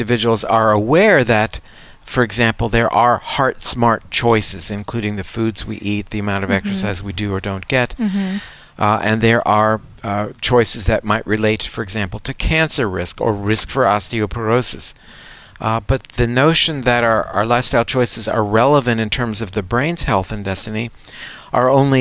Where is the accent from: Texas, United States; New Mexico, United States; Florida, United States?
Florida, United States; Coral Gables; I grew up in Coral Gables, Florida, which was at that time the home of the National Hurricane Center